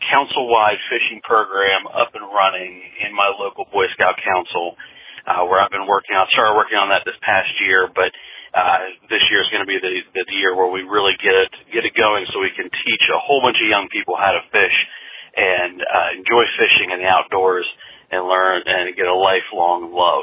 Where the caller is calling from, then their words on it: Shenandoah Valley, Virginia, United States; I'm calling from the Shenandoah Valley of Virginia.